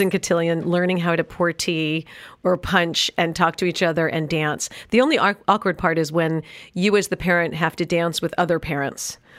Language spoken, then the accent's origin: English; New York City, New York, United States; also born or lived in Los Angeles; now in Park Cities, United States; I grew up in New York City